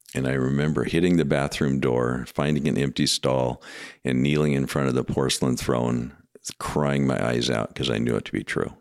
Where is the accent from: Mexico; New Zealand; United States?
United States; Washington; moved away as an adult; now in Madison, United States; my hometown